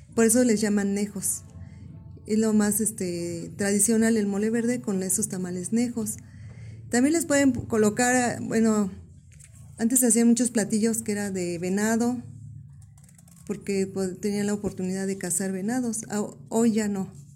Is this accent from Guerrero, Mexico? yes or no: yes; Sierra region, Guerrero, Mexico; yo soy de Guerrero, de la región de la Sierra